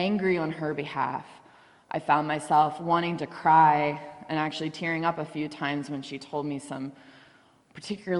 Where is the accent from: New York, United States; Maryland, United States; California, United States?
Maryland, United States; Baltimore; moved away as an adult; also born or lived in Reisterstown, Maryland; now in Garrett County, United States; I'm from Baltimore. I grew up in a predominantly white area